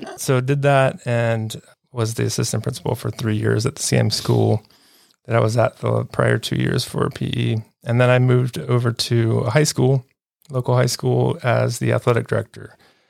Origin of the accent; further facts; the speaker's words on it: Charlotte, North Carolina, United States; also born or lived in Savannah, Georgia / Atlanta, Georgia / Columbia; I grew up in Charlotte, North Carolina here, so I'm a local